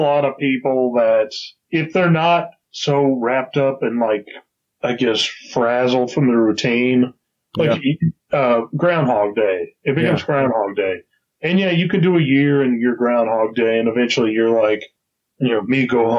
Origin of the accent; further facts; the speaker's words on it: Texas, United States; Rah, rah, rah, I'm from Texas.